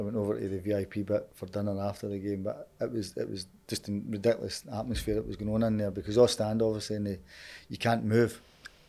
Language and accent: English; Glasgow, Scotland, United Kingdom; I was born just across the road there on Duke Street. So my mum and dad were from here